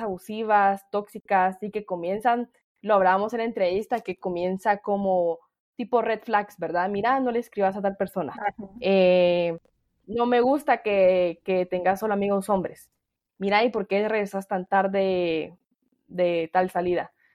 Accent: El Salvador; yo soy salvadoreña

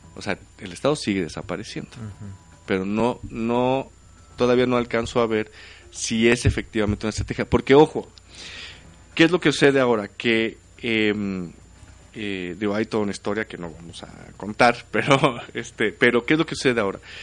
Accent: Oaxaca, Mexico; moved away; mi pueblo allá en Oaxaca

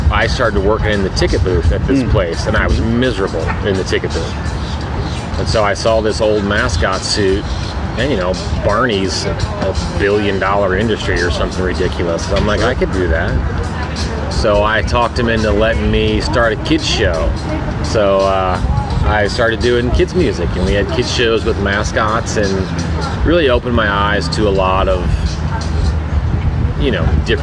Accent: Illinois, United States; moved away as an adult; also born or lived in Hollywood, California / Myrtle Beach, South Carolina; now in Indiana, United States; was born in Illinois.

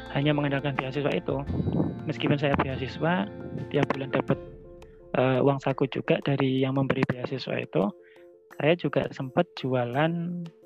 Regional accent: Lamongan, East Java, Indonesia; waktu SMA di Lamongan itu kan kebetulan saya juga ikut di Pramuka

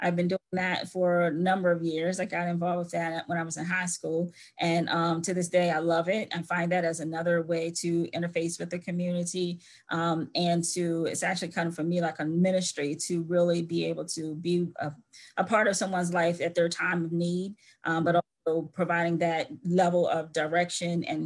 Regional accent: Salisbury, Maryland, United States; I grew up here in Salisbury, and had found it to be an area that was great to be a part of as a child and as an adult

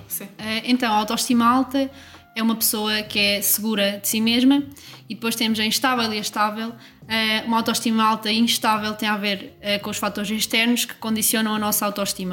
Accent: Coimbra, Centro, Portugal; tenho dezoito anos e sou de Coimbra

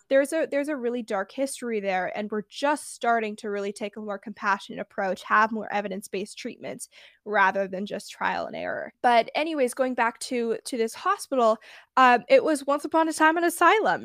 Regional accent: San Francisco Bay Area, California, United States; I'm from the Bay Area

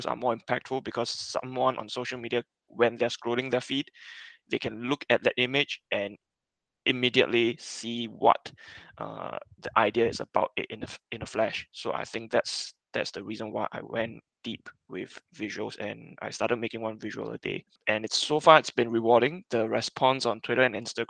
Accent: Singapore; I'm from Singapore

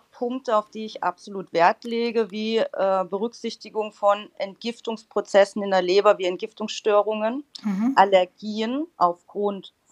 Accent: Karlsruhe, Baden-Württemberg, Germany; Ja, also ich komme aus Karlsruhe, bin Heilpraktikerin und habe meine Praxis auch in Karlsruhe

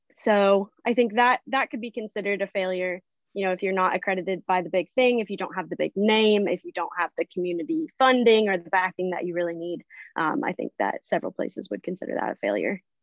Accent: Branson, Missouri, United States; now in Port Aransas, United States; I am originally from Branson, Missouri

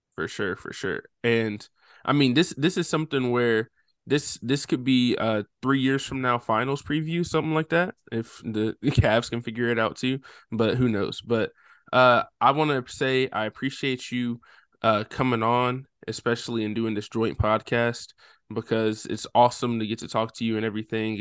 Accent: right outside of Nashville, Tennessee, United States; I'm not from Memphis. I grew up right outside of Nashville

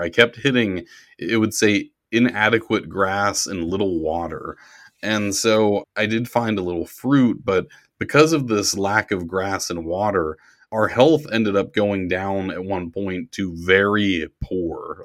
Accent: Pittsburgh, Pennsylvania, United States; Pittsburgh, to my hometown

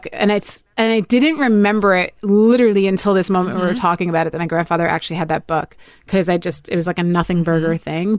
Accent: New Jersey, United States; I'm a dirty Jersey girl

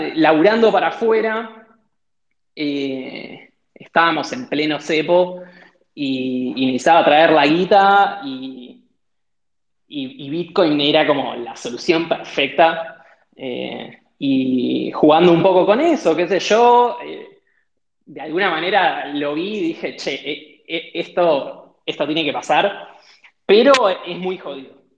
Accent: Mar del Plata, Buenos Aires Province, Argentina; de chico, eh, yo viví en Mar del Plata, hice toda la secundaria en Mar del Plata

